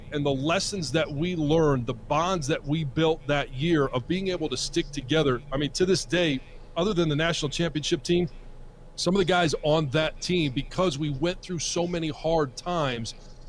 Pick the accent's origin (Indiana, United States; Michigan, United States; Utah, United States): Michigan, United States; This is my home state. That's why I went to Michigan. This is my hometown.